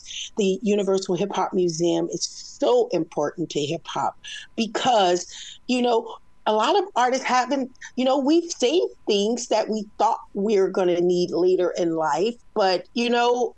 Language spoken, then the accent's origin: English; West Coast, United States; I'm from the West Coast